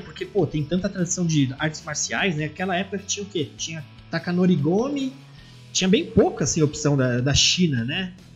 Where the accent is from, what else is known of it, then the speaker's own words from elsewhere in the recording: Brazil; nós brasileiros, colônia portuguesa, falamos português